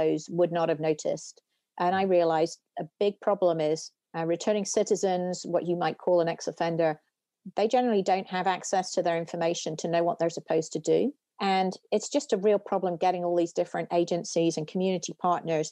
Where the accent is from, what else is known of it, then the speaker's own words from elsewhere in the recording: United Kingdom; moved away as an adult; now in United States; you can tell from my accent, I didn't grow up in the US, I grew up in the UK